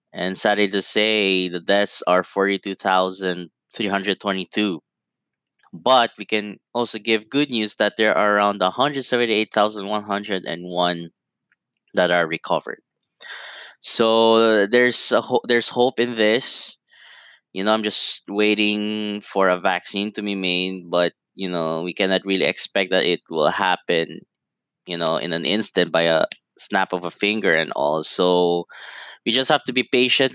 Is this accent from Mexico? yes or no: no; Italy; moved away; I grew up in Italy. I'm half Italian, and you know it's hard to see the country that made me who I am